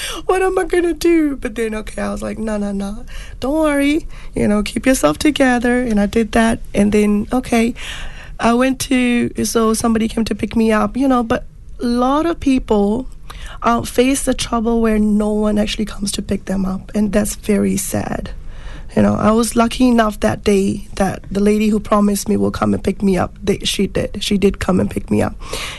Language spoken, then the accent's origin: English; India; English is a second language; moved away as an adult; I come from India